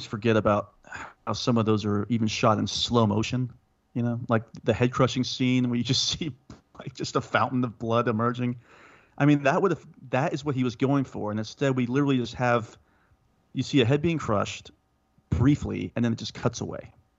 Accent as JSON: {"language": "English", "region": "the South", "country": "United States", "tie": "born or raised there", "said": "Well, Mac and I grew up in the South"}